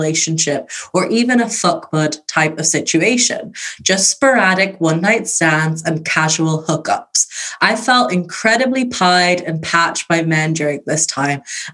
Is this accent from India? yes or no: no; Ireland; I'm Irish.